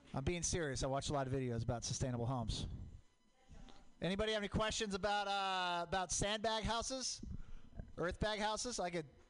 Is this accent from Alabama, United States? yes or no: no; Portland, Oregon, United States; I grew up in Portland, Mount Hood, volcanic